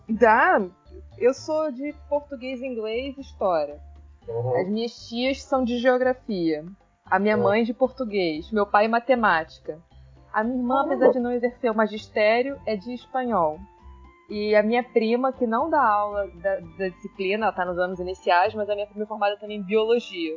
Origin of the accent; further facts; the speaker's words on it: Nova Iguaçu, Rio de Janeiro, Brazil; nasci e criada em Nova Iguaçu, sempre estudei em escola pública